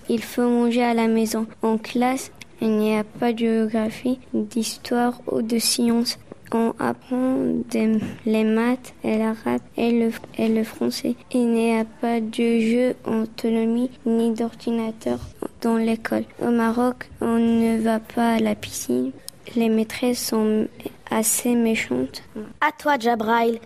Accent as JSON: {"language": "French", "town": "Dechy", "region": "Hauts-de-France", "country": "France", "tie": "born or raised there", "said": "je suis née le 22 novembre 2008 dans le nord Pas-de-Calais à Dechy"}